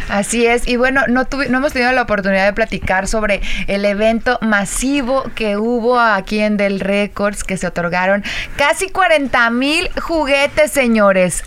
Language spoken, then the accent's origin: Spanish; Yahualica, Jalisco, Mexico; del pueblo de donde soy, que es Yahualica, Jalisco